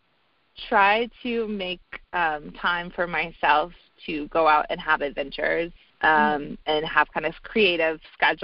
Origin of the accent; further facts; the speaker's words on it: North Carolina, United States; moved away as an adult; also born or lived in Vail, Colorado; now in Denver, United States; I moved back home from Vail for about a year to North Carolina